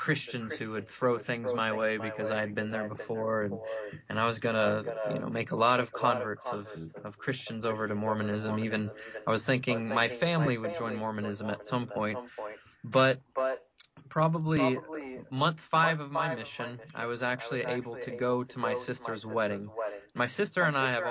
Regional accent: the Bible Belt, United States; growing up in the Bible Belt

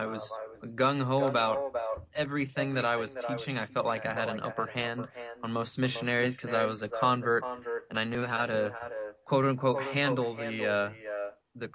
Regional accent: the Bible Belt, United States; growing up in the Bible Belt

